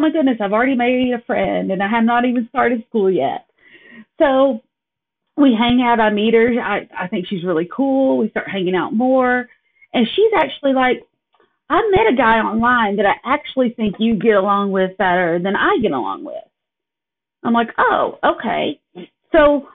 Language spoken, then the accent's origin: English; Kingston, Tennessee, United States; moved away as an adult; now in Appleton, United States; I born and raised in Kingston, Tennessee.